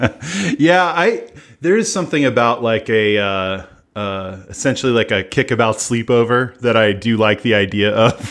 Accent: United States; I'm an American

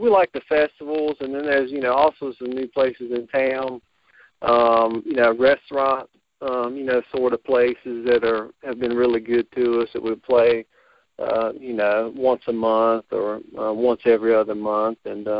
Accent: Botetourt County, Virginia, United States

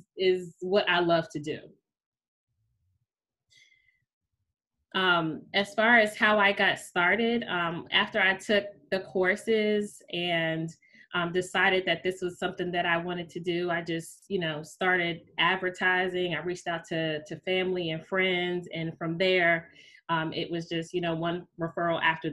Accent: Washington, District of Columbia, United States; also born or lived in New York City / Trinidad and Tobago; I was born and raised in the Washington, D.C. area. I have basically been here

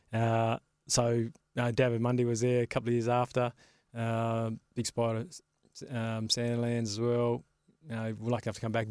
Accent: Carnarvon, Western Australia, Australia; moved away; also born or lived in Sydney; when I grew up in Carnarvon

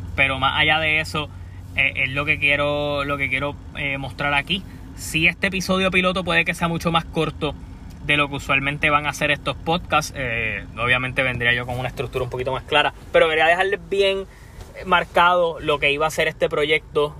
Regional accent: Puerto Rico; soy de Puerto Rico.

